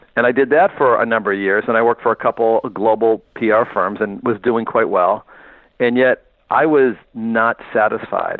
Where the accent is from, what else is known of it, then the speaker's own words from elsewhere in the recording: Northeast, United States; moved away as an adult; now in California, United States; I'm a guy from the Northeast